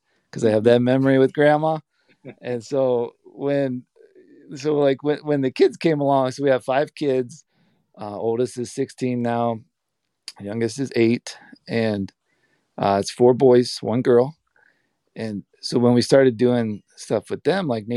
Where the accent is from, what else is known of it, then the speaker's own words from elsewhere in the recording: Canton, Ohio, United States; I grew up in Canton, Ohio, born and raised in suburbia